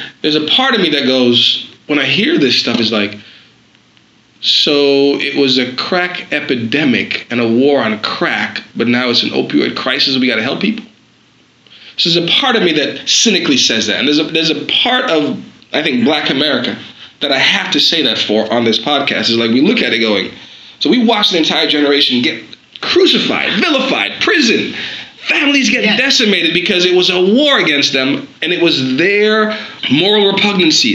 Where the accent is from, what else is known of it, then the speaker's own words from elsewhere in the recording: New York City, New York, United States; I grew up in Brooklyn, New York